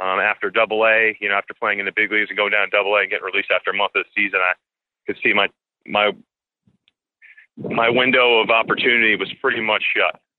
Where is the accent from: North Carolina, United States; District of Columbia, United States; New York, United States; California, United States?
New York, United States; Schenectady; My home house in my hometown of Schenectady, New York, where I grew up